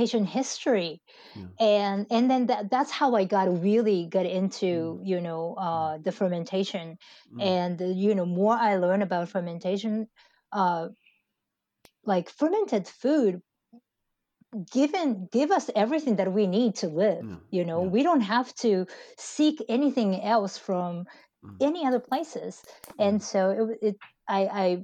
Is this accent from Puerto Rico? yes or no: no; Japan; moved away; also born or lived in United States; I went to United States in late 90s, and I went to school there and I got my first job, and I returned back to Japan in 2012